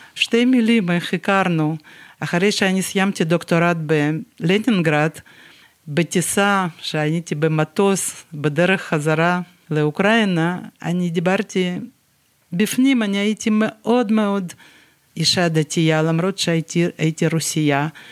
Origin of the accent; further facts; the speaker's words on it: Dnipro, Dnipropetrovsk Oblast, Ukraine; Hebrew is a second language; moved away as an adult; also born or lived in Yaroslavl, Russia / England / Rehovot, Israel / Ashdod, Israel; now in Beit El; ככה עברנו לדניפרופטרובסק, ייסדנו את המפעל הזה, ונשארנו שם